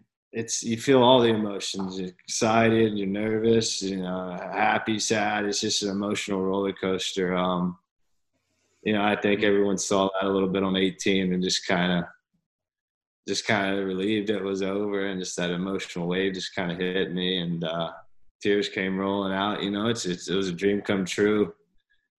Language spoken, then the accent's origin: English; Columbia, South Carolina, United States; growing up in Columbia, an hour down the road